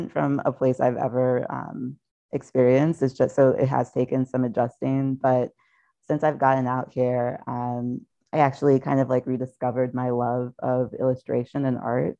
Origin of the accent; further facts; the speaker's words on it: U.S. Virgin Islands; also born or lived in New York / Philadelphia; now in Los Angeles, United States; I'm originally from St. Thomas of the U.S. Virgin Islands